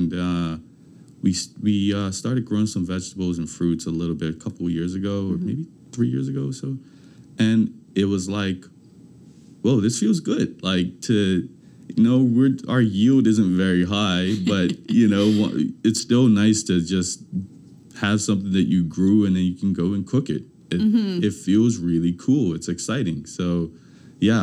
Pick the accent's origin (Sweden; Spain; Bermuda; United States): Bermuda; moved away; when I grew up in Bermuda, I lived with my grandmother.